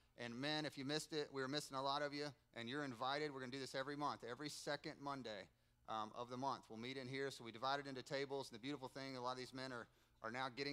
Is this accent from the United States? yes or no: yes; United States; I'm American. I'm a pastor